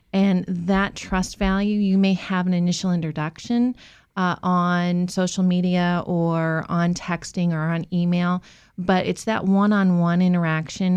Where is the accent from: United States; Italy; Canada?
United States; Massachusetts; moved away as an adult; now in Virginia, United States; I grew up in Massachusetts